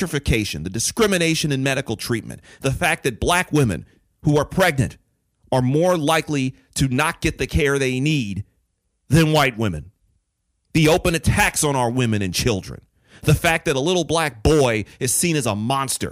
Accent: Detroit, Michigan, United States; I grew up in Detroit

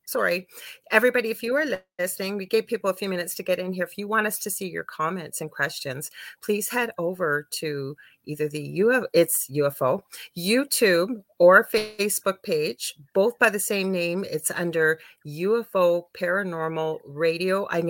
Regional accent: Canada; I'm from Canada

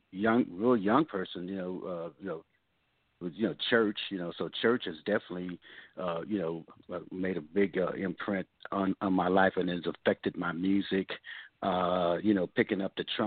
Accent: Oakland, California, United States; growing up in Oakland

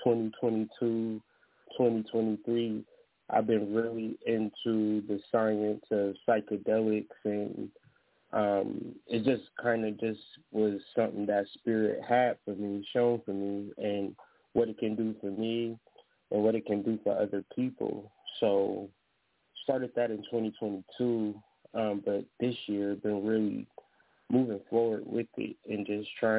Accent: Ohio, United States; moved away as an adult; now in Michigan, United States; I'm from Ohio, but now I'm in Michigan

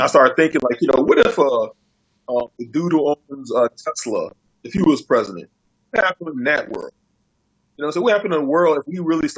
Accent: United States; being an American

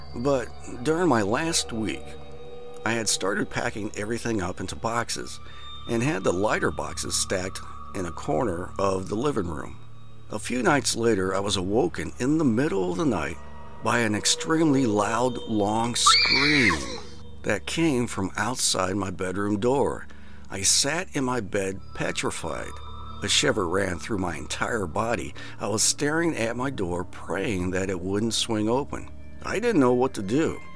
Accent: Iowa, United States; I grew up in Iowa

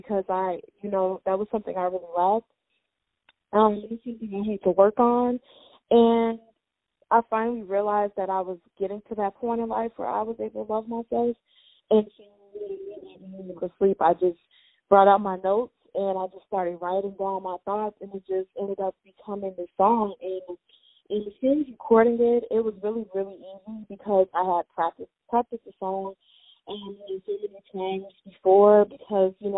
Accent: Chicago, Illinois, United States; I'm from Chicago. I was born and raised in Chicago

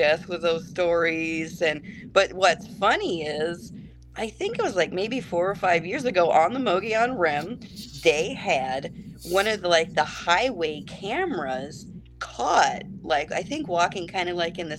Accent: Arizona, United States; growing up in Arizona, you know, the West is just in our blood

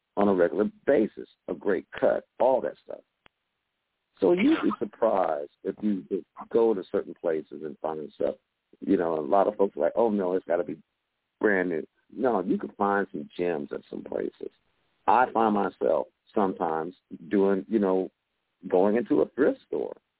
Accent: West Coast, United States; now in Georgia, United States; I grew up on the West Coast

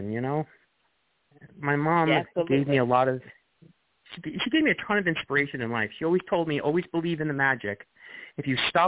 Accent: Long Island, New York, United States; I grew up in Long Island.

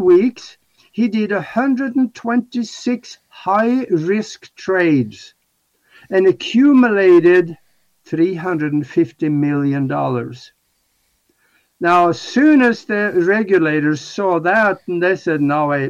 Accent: Norway; moved away; my hometown back in Norway

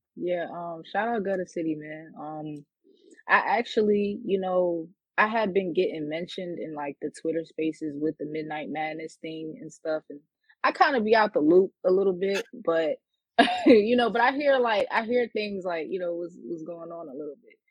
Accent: New York City, New York, United States; I'm from Queens, New York.

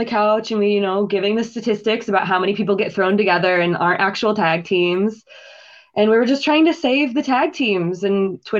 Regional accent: Iowa, United States; moved away as an adult; also born or lived in California / Orlando; now in Chicago, United States; I'm from Iowa originally.

